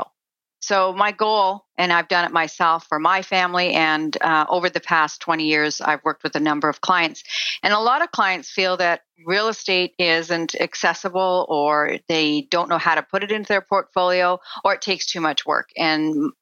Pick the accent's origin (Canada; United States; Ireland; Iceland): Canada; Saskatchewan; I grew up in Saskatchewan on a farm